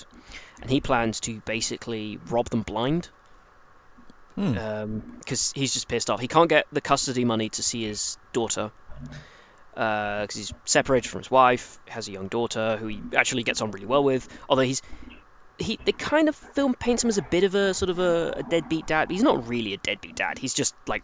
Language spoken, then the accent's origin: English; England, United Kingdom; As an English person